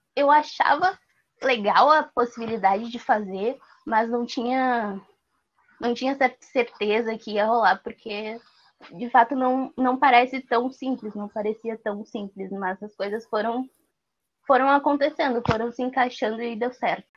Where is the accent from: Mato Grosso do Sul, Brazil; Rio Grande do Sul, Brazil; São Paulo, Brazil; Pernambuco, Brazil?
Rio Grande do Sul, Brazil; Porto Alegre; eu nasci e vivo na Restinga